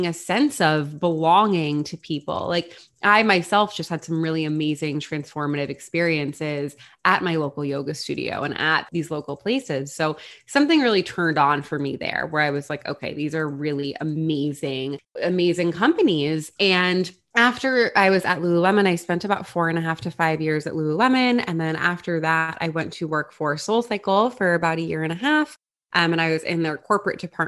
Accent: Long Island, New York, United States; also born or lived in Florida; I grew up in New York. I am from Long Island

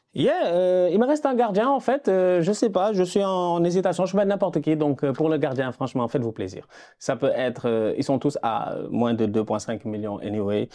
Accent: Senegal; chez nous au Sénégal

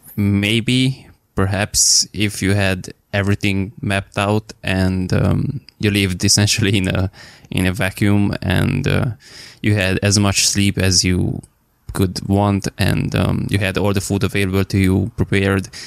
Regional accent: Romania; I'm from Romania

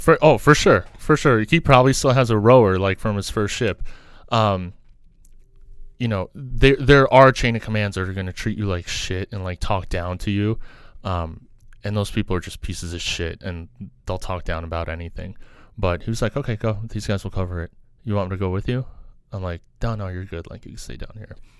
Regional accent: New York City, New York, United States; also born or lived in Kazakhstan / Soviet Union; Grew up in New York, you know, grew up in New York City

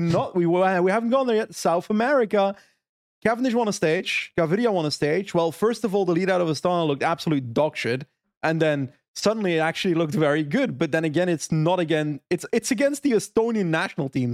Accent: Flanders, Belgium; My Flemish soul

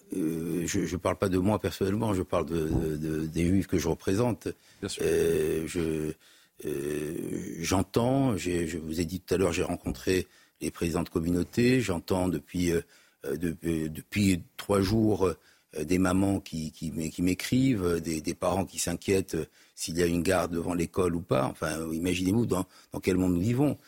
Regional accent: Morocco; now in France; Je suis originaire du Maroc.

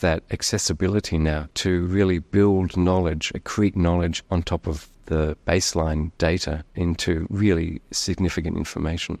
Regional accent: Australia; being Australian

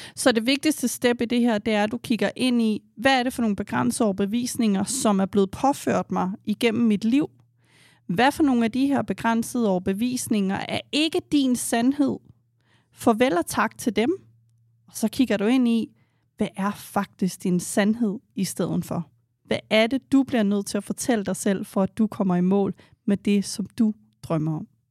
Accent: Denmark; vi er opvokset i et land her i Danmark

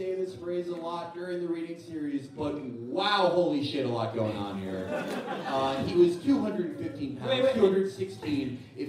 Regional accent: Chicago, Illinois, United States; I grew up in Hyde Park

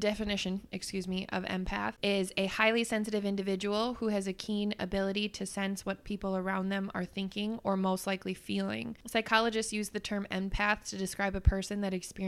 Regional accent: Wisconsin, United States; we're from Wisconsin

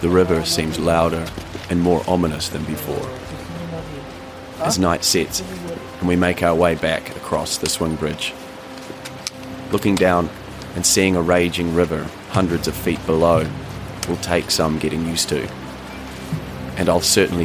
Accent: New Zealand; also born or lived in Canada; my home country, New Zealand.

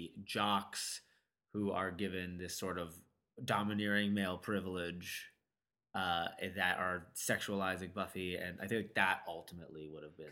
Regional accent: United States; as an American male

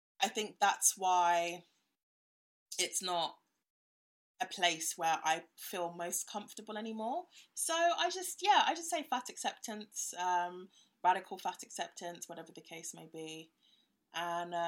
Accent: Ghana; now in United Kingdom; I'm from Ghana

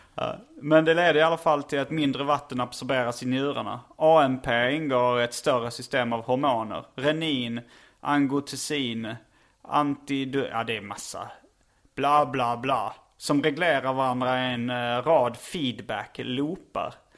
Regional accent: Lund, Skåne, Sweden; accent: skånska; moved away; jag är uppvuxen i Lund, bland annat

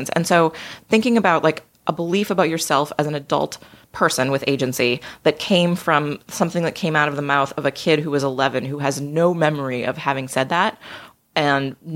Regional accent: just outside of Boston, Massachusetts, United States; Yeah, I grew up just outside of Boston.

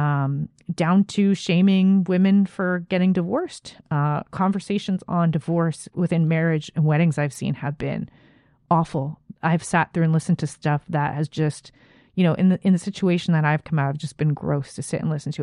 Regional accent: Canada; As a Canadian

